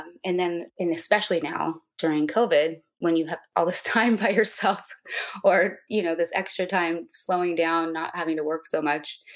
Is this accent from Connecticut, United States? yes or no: no; Santa Monica, California, United States; I am from Santa Monica, California